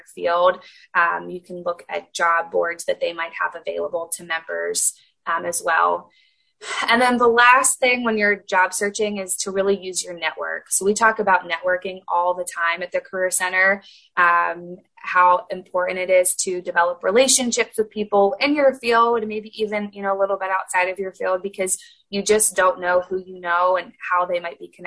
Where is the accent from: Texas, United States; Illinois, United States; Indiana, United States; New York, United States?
Indiana, United States; I knew I wanted to be close to home, and Indiana's home for me